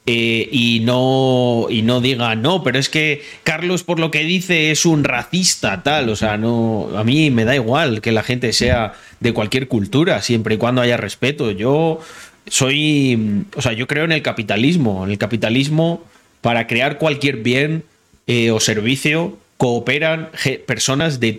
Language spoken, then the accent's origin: Spanish; Morocco; now in Spain; yo veo eh, que España a nivel de inseguridad cada vez se parece más a Marruecos. Y te lo digo porque soy marroquí.